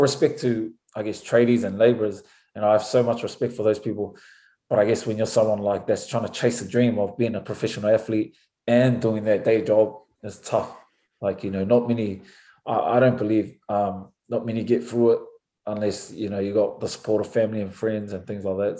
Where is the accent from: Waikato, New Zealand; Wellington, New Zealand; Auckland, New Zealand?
Auckland, New Zealand; moved away as an adult; also born or lived in France; now in United States; growing up in New Zealand, especially in Auckland